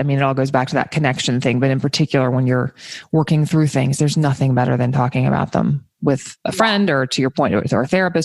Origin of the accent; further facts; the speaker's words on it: the South, United States; I grew up in the South